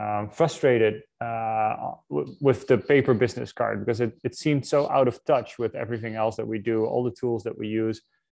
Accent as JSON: {"language": "English", "country": "Netherlands", "moved": "yes", "said": "I'm originally from the Netherlands"}